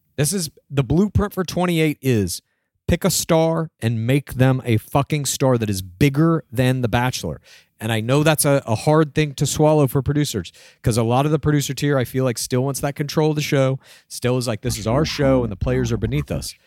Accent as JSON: {"language": "English", "town": "Dallas", "region": "Texas", "country": "United States", "tie": "born or raised there", "said": "my hometown, Dallas, Texas"}